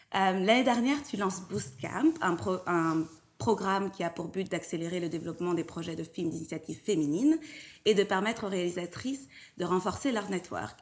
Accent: Belgium; Je suis belge, j'ai 32 ans.

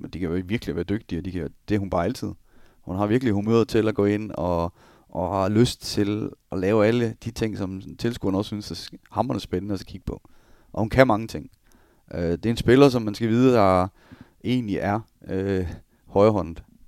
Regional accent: Denmark; also born or lived in Germany / Switzerland

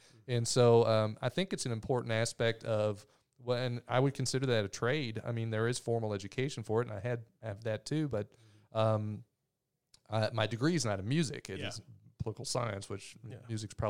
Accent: Louisville, Kentucky, United States; That's where I grew up in Louisville. Mom still lives there.

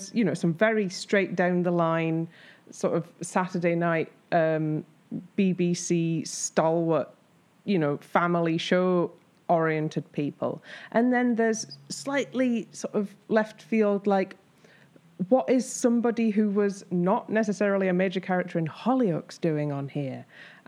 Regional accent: Barnsley, Yorkshire and the Humber, United Kingdom; moved away; I'm originally from Barnsley

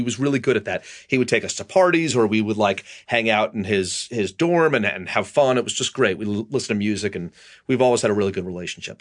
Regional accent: Massachusetts, United States; also born or lived in Pelham, New York; I spent my, uh, last year of middle school and all my high school years in Massachusetts

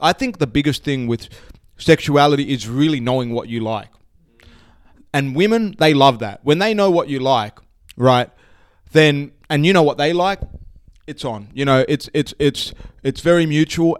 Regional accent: Sydney, New South Wales, Australia; I grew up in Sydney, spent most of my life

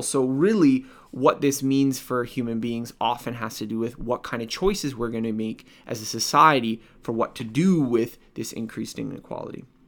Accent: Canada; I'm, I'm Canadian, I, I live in North America

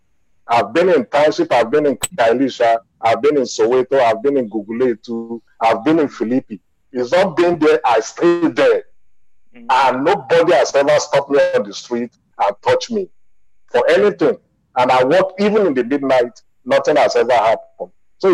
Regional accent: Nigeria; moved away as an adult; now in South Africa; I, as a Nigerian

